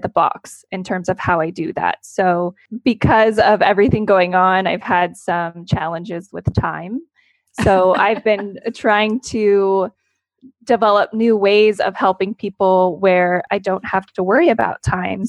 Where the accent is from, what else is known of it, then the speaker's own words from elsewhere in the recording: Central Valley, California, United States; also born or lived in Los Angeles; I'm from the Central Valley. I grew up here